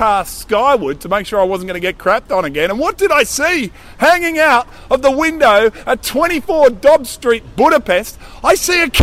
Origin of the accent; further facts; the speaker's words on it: Australia; I'm from Australia.